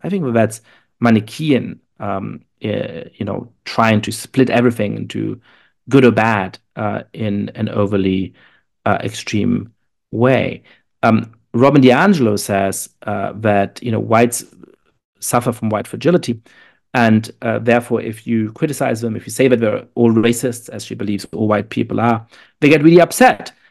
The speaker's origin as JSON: {"language": "English", "country": "Germany", "tie": "born or raised there", "moved": "yes", "lives_now": "United States", "said": "I am shaped, uh, uh, by growing up in Germany and by being Jewish"}